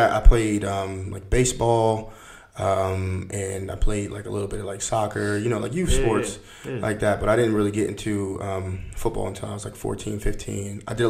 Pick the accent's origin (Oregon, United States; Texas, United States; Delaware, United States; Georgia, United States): Delaware, United States; Wilmington; I grew up right up in Wilmington, Delaware.